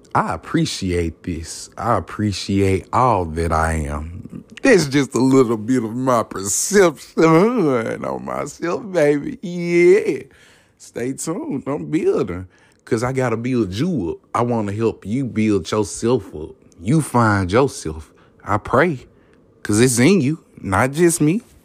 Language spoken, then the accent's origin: English; the South, United States; I'm from the South, man. You don't know? Hear it in my voice.